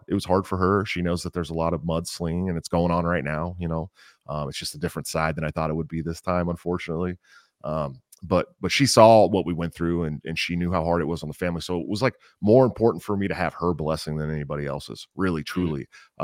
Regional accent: Oakland, California, United States; I grew up in California. Uh, I was one of the East Bay California kids, right outside San Francisco, Oakland, to be more exact

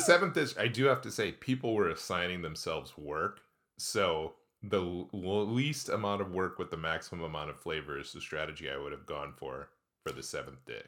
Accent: Midwest, United States; now in Pacific Northwest, United States; we are from the Midwest

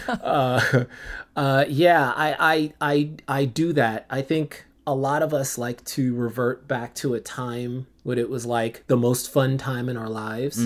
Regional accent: Central Islip, New York, United States; I was born and raised in New York

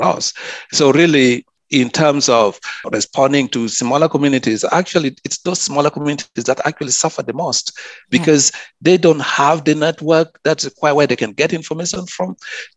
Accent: South Sudan; also born or lived in Sydney; now in Cairns, Australia; my community where I come from, I'm from South Sudan

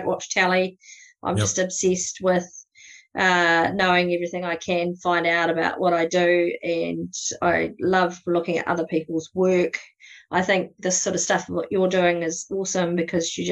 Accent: South Canterbury and Tekapo, New Zealand; accent: New Zealand; I kind of grew up around this area as well, around South Canterbury and Tekapo.

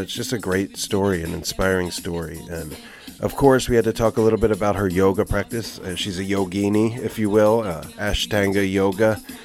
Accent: Philadelphia, Pennsylvania, United States; also born or lived in New Orleans, Louisiana; now in Oakland, United States; I'm from the Philadelphia area.

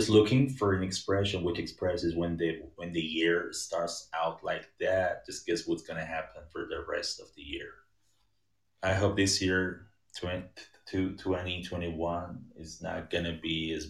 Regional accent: Iran; I come from Iran.

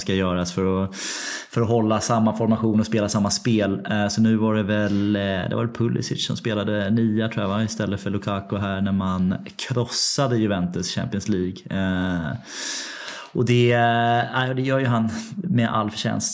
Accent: London, United Kingdom; Det är min hemstad. Men är, jag är ju en östra London-kille

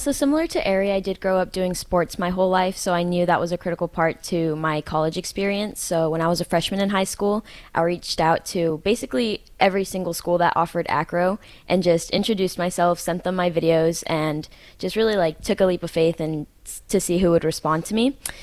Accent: the Bay Area, California, United States; moved away as an adult; now in Hawaii, United States; I come from California, uh, the Bay Area

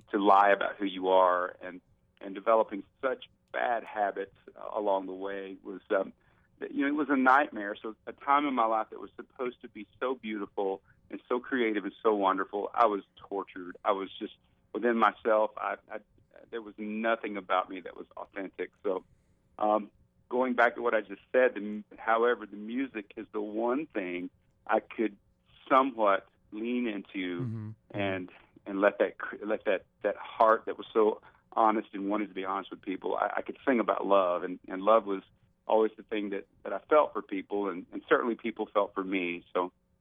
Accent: Alabama, United States; I'm from Alabama

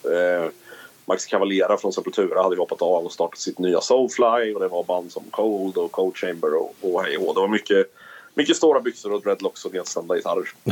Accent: Karlskoga, Örebro County, Sweden; also born or lived in Sundsvall / Eskilstuna; jag flyttade tillbaka till min eh, hemstad, får jag väl kalla det då, där jag växte upp

